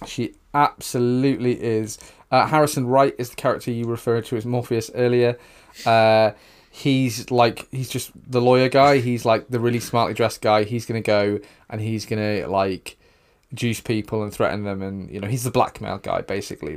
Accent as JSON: {"language": "English", "region": "the north of England", "country": "United Kingdom", "said": "two white guys from the north of England"}